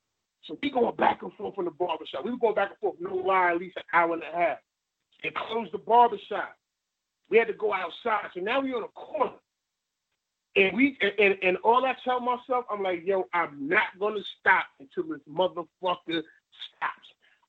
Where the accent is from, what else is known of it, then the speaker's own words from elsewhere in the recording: New York City, New York, United States; I'm from Bed-Stuy